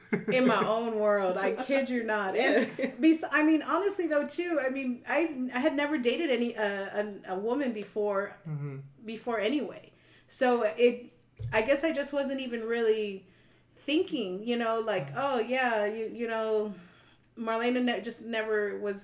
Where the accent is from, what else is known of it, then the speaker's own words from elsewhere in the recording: San Antonio, Texas, United States; I grew up in San Antonio, so everything's very, it's a very strong Hispanic culture